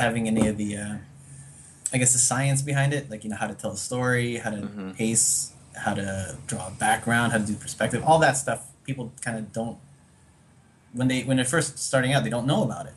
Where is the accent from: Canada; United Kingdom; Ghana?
Canada; Toronto, Ontario; moved away as an adult; also born or lived in United States; now in Manila, Philippines; I grew up in Canada most of my life.